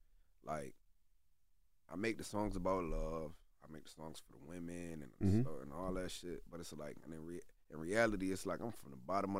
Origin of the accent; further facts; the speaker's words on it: Syracuse, New York, United States; Especially, like, in my hometown, like in Syracuse, it's like, man, I'm besides …